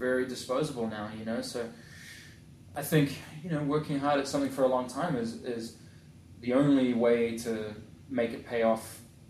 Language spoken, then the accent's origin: English; New Zealand; moved away as an adult; also born or lived in England / Hollywood, California / Orange County, California; now in Tustin, United States; Obviously the polar opposite to where I grew up in New Zealand